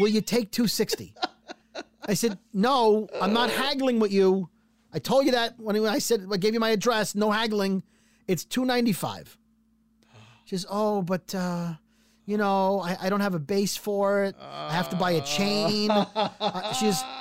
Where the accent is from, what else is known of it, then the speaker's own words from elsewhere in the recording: New York City, New York, United States; I'm from Brooklyn